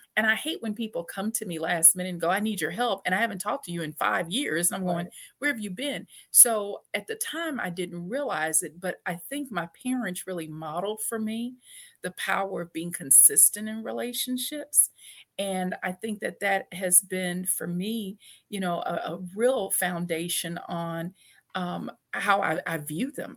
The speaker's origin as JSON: {"language": "English", "town": "Shreveport", "region": "Louisiana", "country": "United States", "tie": "born or raised there", "said": "I grew up in Shreveport, Louisiana"}